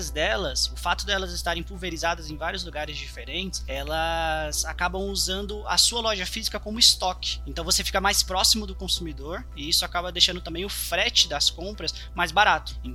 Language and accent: Portuguese; São Paulo, Brazil; Sim, sim, sou de São Paulo.